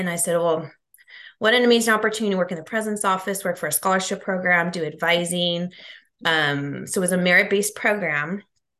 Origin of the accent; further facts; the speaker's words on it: San Diego, California, United States; also born or lived in Fullerton / Miami; I'm from San Diego, so Southern California.